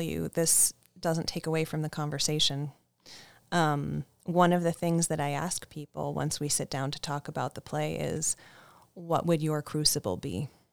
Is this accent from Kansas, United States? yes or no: no; east of Cleveland, Ohio, United States; now in Massachusetts, United States; I grew up just east of Cleveland.